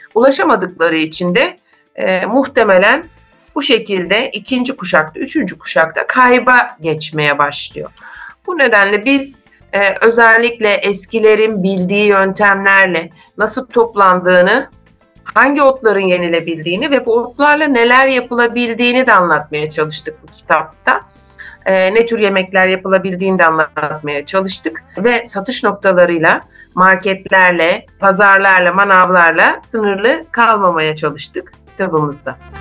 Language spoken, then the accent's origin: Turkish; Istanbul, Turkey; moved away as an adult; now in Muğla, Turkey; ben aslen e, İstanbulluyum ancak 2004 yılından itibaren de Muğla'da yaşıyorum